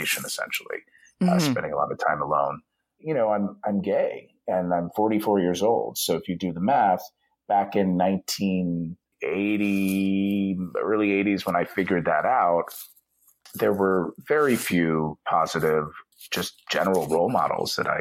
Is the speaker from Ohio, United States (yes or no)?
yes; Dayton, Ohio, United States; moved away; I have no only pride for growing up in Ohio